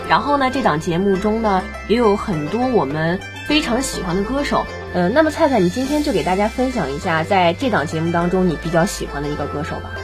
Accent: Hebei, China; 我记得作为一个河北人

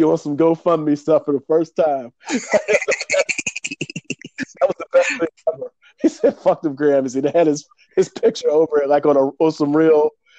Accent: Pittsburgh, Pennsylvania, United States; I'm from Pittsburgh.

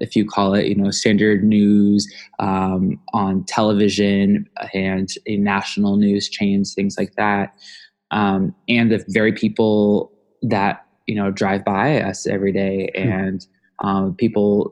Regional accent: Omaha, Nebraska, United States; my personal experience of growing up in the community

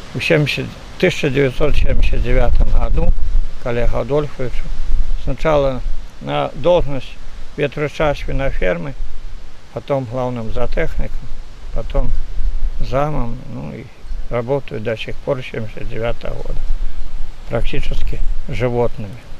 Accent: Belarus; moved away as an adult; also born or lived in Postavy District; now in Novoselki, Belarus; Родился я на Мерсине

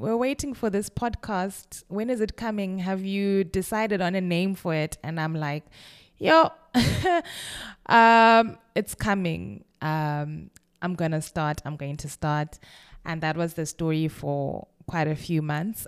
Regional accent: Kwekwe, Midlands, Zimbabwe; moved away as an adult; also born or lived in Bulawayo, Zimbabwe / Cape Town, South Africa; now in London, United Kingdom; I was born in Kwekwe, which is a small, a relatively small city in Zimbabwe

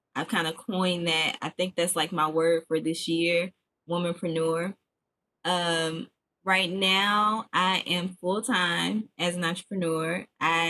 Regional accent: Chicago, Illinois, United States; also born or lived in Memphis; now in Nashville, United States; I am originally from Chicago by the way of Memphis, and I currently reside in Nashville. And I've been here for, woo-wee, child, like 10 years now.

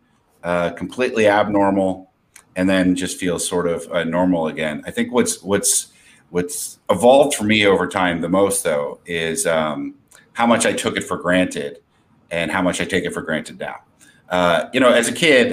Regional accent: New Jersey, United States; moved away as an adult; now in California, United States; I grew up in South Jersey

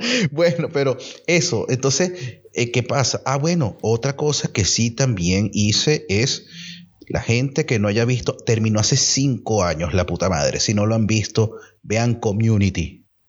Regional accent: Venezuela; moved away; venimos de Venezuela

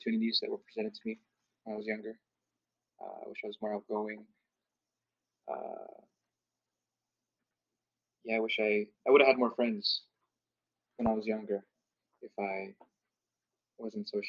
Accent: Seattle, Washington, United States; also born or lived in Canada; I grew up in Seattle, Washington, pretty much after I was born in Canada

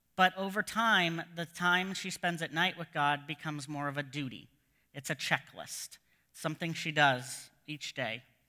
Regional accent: United States; moved away as an adult; now in Canada; as an American

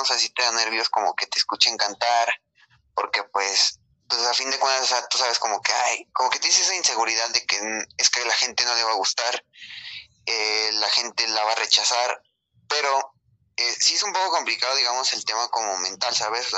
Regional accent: Mexico; somos mexicanos

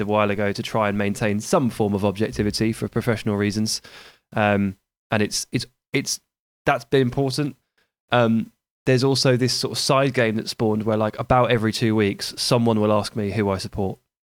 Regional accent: Hampshire, near Basingstoke, South East England, United Kingdom; I grew up in, in Hampshire. I grew up near Basingstoke

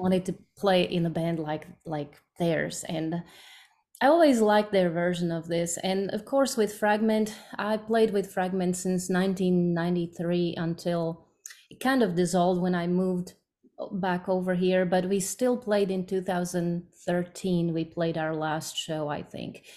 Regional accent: Slovakia; English is a second language; moved away as an adult; now in United States; I'm from Slovakia

